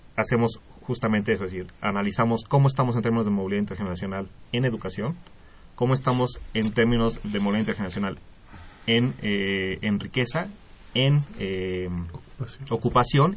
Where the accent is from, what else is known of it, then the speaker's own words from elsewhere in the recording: Mexico; como población mexicana